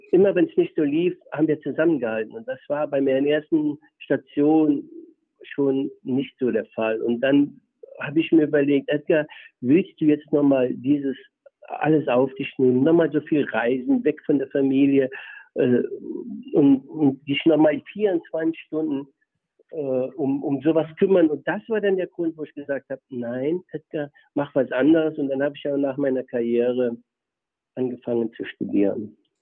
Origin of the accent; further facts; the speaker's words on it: Germany; also born or lived in Aalen / Karlsruhe; now in Essingen (Aalen area), Germany; aus dem Milieu, wo ich herkomme, aus der Eifel